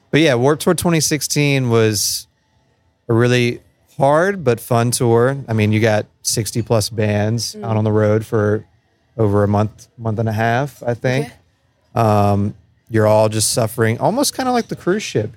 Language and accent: English; New Orleans, Louisiana, United States; we're from New Orleans